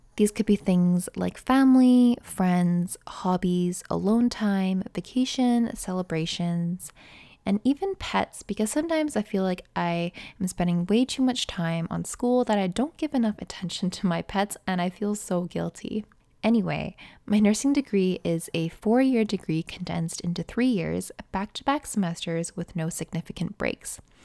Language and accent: English; Canada; I'm a Canadian nursing student